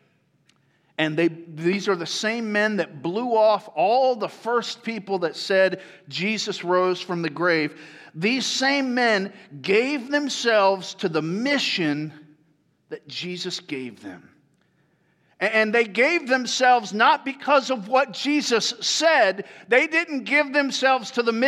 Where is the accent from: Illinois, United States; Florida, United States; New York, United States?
Florida, United States; Tampa; moved away; that's where I grew up